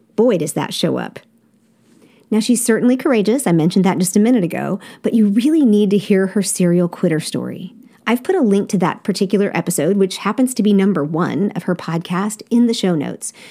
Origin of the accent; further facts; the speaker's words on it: United States; I'm a dumb American